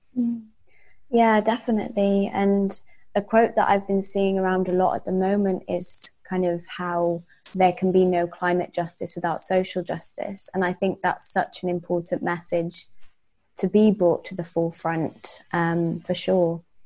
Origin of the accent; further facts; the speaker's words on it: Wales, United Kingdom; because I grew up in Wales, um, in quite a rural part of Wales